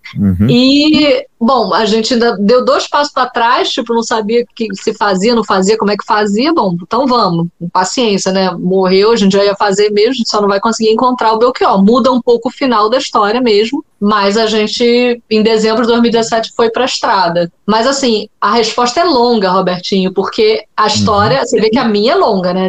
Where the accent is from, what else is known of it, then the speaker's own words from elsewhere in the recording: Brazil; eu sou brasileira